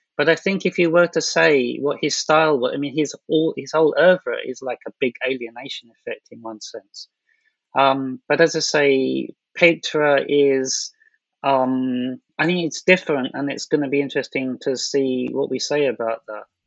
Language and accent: English; London, United Kingdom; moved away as an adult; now in Japan; I'm from London